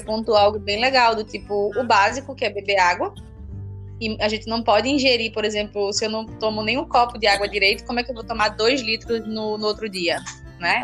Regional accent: Alagoas, Brazil; also born or lived in Rio de Janeiro; Mas muito nova eu vim pro, pro, pra Alagoas. Então, atualmente eu moro no interior de Alagoas. E acho que minha vida inteira foi aqui.

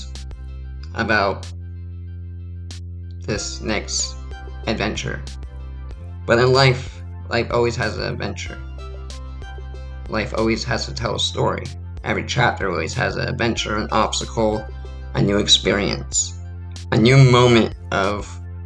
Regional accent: San Diego, California, United States; moved away as an adult; also born or lived in Ramona, California / Ohio / Maine; I grew up in San Diego, California my whole life

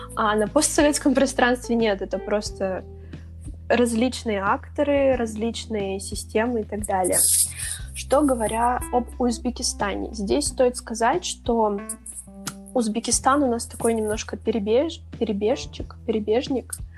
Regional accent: Siberia, Russia; я россиянка, там, я сибирячка

